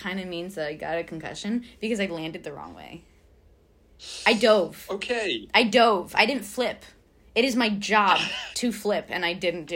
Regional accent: United States; as an American

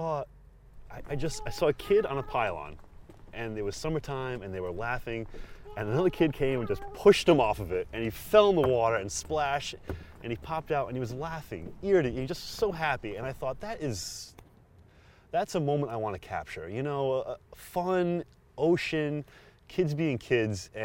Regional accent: Matunuck, Rhode Island, United States; I grew up in Matunuck, and I love, southern Rhode Island

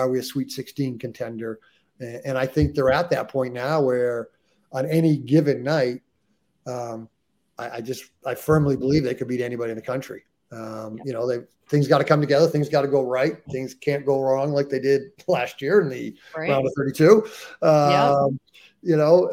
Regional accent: United States; us, the ugly Americans who can only speak one language

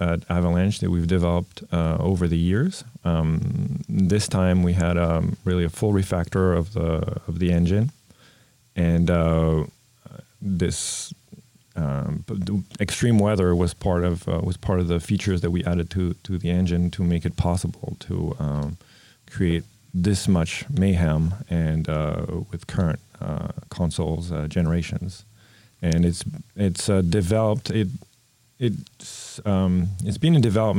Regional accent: Paris, Île-de-France, France; moved away as an adult; also born or lived in New York City / Vancouver; in France, I grew up in Paris

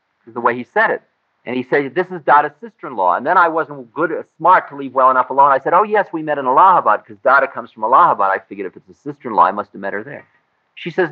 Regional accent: United States; I'm an American

